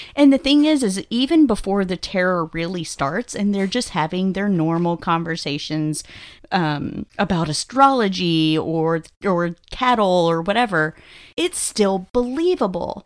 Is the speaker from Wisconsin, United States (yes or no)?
no; Texas, United States; growing up in Texas, again, I have watched several animals get slaughtered